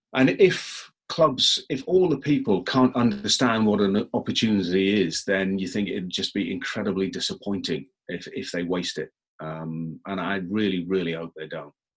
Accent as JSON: {"language": "English", "region": "England", "country": "United Kingdom", "said": "I'm very English"}